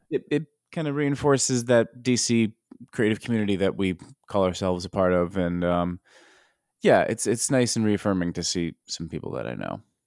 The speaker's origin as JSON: {"language": "English", "country": "United States", "said": "as an American"}